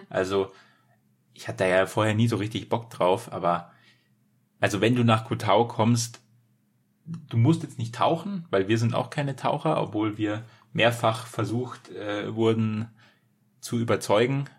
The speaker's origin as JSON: {"language": "German", "country": "Germany", "said": "als Deutscher"}